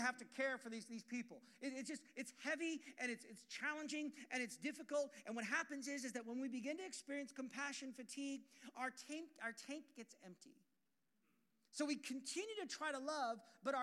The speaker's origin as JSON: {"language": "English", "town": "Portland", "region": "Oregon", "country": "United States", "tie": "born or raised there", "said": "I'm from Portland, Oregon"}